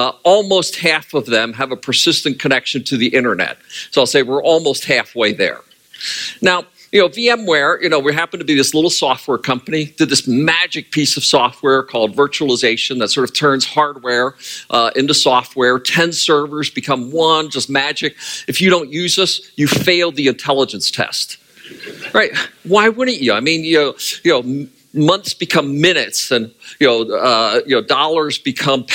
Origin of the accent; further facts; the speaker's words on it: Pennsylvania, United States; moved away; I was originally born and raised in Pennsylvania, the farm country there, was part of the Pennsylvania Dutch